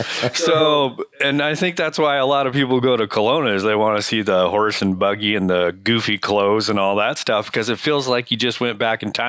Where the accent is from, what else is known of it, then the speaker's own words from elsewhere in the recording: Iowa, United States; as a young man growing up in Iowa and going through a community like Kelowna